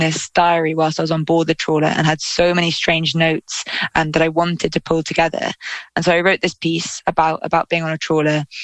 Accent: London, United Kingdom; I'm a city kid. I grew up in London

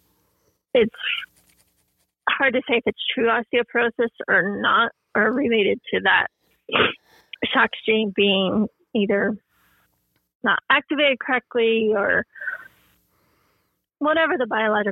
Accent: Colorado, United States; I am from Colorado, just live right outside Denver, between Denver and Boulder.

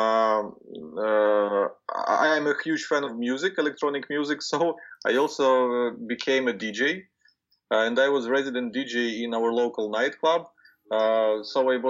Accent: Ukraine; Ukraine, which is my home country where I was born and raised

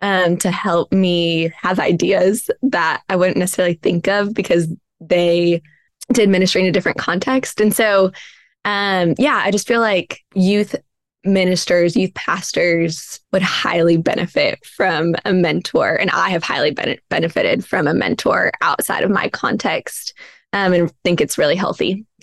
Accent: Indiana, United States; now in Nashville, United States; I'm from Indiana, so we call it stuffing in Indiana, even though I live in the South and they call it dressing.

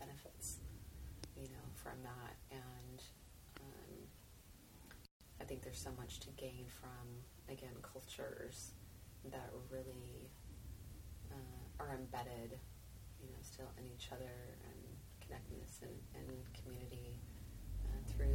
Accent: United States; as an American

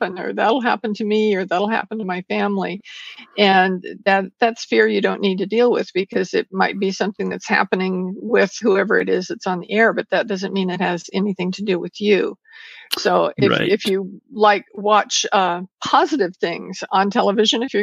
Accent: Porterville, California, United States; I was born and raised in a very small town in California called Porterville

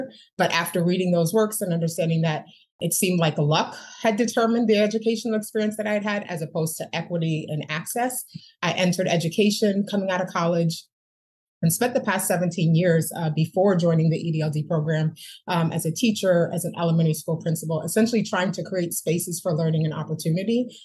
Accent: Rockland County, New York, United States; I ended up in Rockland County, New York, going to schools

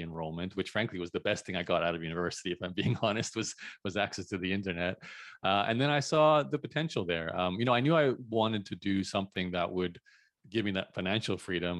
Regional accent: Brisbane, Queensland, Australia; born and raised in Brisbane, Australia, to Canadian parents

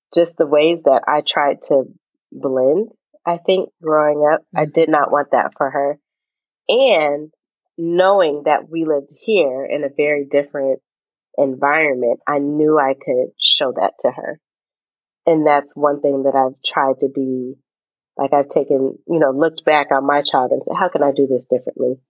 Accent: Bellevue, Washington, United States; moved away; growing up in Seattle, um, literally in Bellevue, uh, which is the even more white suburb of the city

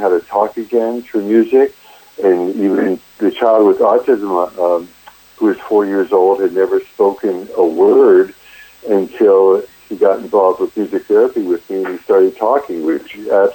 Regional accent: Erie, Pennsylvania, United States; moved away as an adult; also born or lived in Tallahassee, Florida / Louisiana / Los Angeles, California; I grew up in Erie, Pennsylvania

